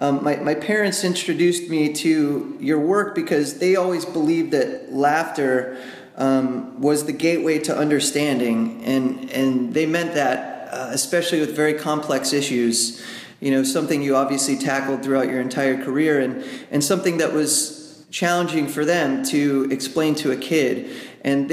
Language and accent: English; United States; I'm from the United States